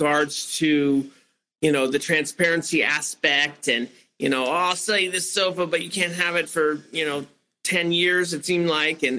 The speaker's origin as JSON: {"language": "English", "town": "San Francisco", "region": "California", "country": "United States", "tie": "born or raised there", "said": "I grew up in San Francisco"}